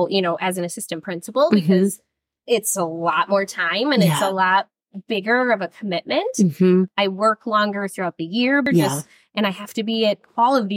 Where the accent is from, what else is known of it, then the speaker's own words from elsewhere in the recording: Illinois, United States; moved away as an adult; now in Minnesota, United States; what brought me to Minnesota, because I grew up in Illinois